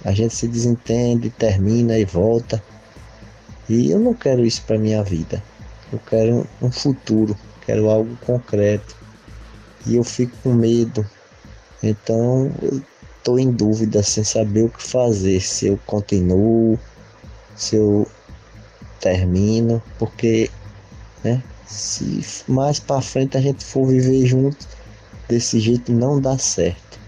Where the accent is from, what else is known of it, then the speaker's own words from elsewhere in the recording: Sergipe, Brazil; Eu sou de Sergipe